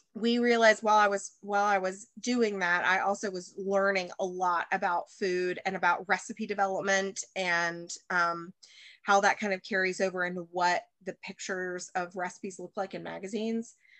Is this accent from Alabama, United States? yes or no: yes; Alabama, United States; moved away as an adult; also born or lived in Chicago; I'm from Alabama and um and I'm back here in the South now